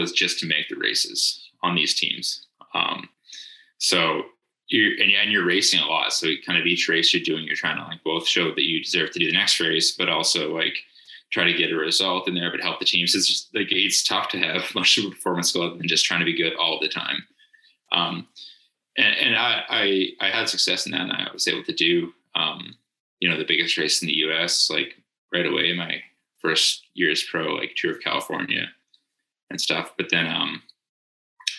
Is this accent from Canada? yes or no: yes; the Canadian Prairies, Canada; I am Canadian. I kind of grew up in kind of the prairies of Canada